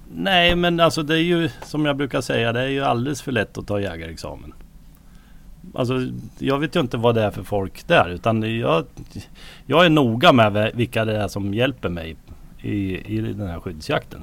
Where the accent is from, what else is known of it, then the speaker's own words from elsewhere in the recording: Björkvik, Södermanland, Sweden; jag är ju uppvuxen här så jag har ju varit med sedan barnsben